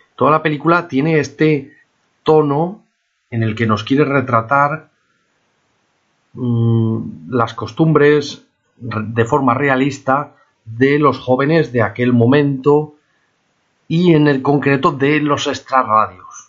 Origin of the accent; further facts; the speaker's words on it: Spain; also born or lived in Palamós; los españoles nos creímos importantes